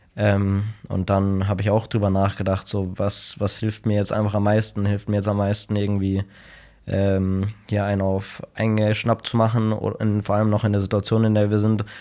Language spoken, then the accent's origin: German; Munich, Bavaria, Germany; ich bin in München geboren, habe immer in München gelebt.